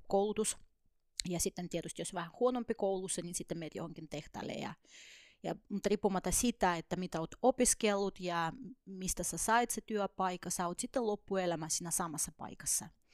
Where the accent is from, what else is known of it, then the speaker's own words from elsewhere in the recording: Estonia; Finnish is a second language; moved away as an adult; also born or lived in Soviet Union; now in Finland; mä oon syntynyt Neuvostoliitossa ja jonkun aikaa ehdinyt siellä asuakin ja elää ennen kuin kaikki hajos Tai Virossa me asutin oikeasti